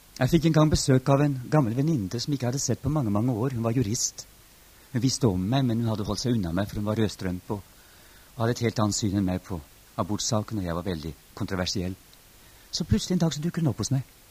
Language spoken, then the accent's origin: Norwegian; Norway